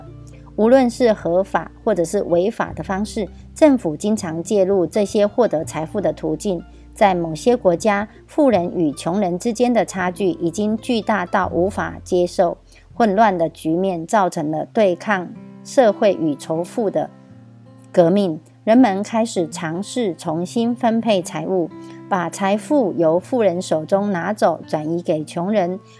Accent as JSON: {"language": "Chinese", "region": "Miaoli County", "country": "Taiwan"}